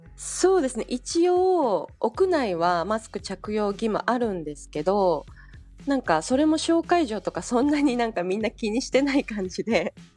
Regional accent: Osaka, Japan; moved away as an adult; also born or lived in New York; now in Paris, France; 私は大阪出身

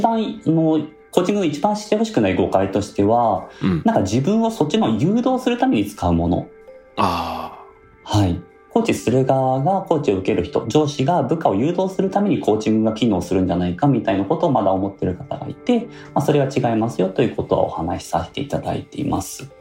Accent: Tokyo, Japan; 私自身は東京生まれなんですけどルーツは大分の臼杵という城下町

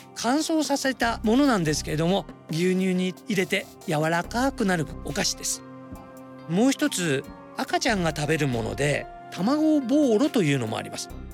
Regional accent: Sasebo, Nagasaki, Japan; 僕佐世保の出身なんで

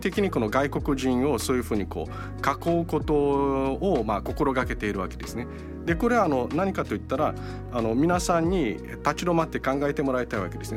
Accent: Brazil; now in Japan; 日系ブラジル人あ、まあ、祖父母が日本からブラジルに渡ってで、えその孫として3世として向こうで生まれ育った

